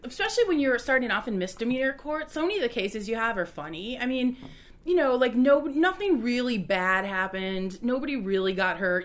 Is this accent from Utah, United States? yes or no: no; Roscoe, Illinois, United States; now in Chicago, United States; I grew up in Roscoe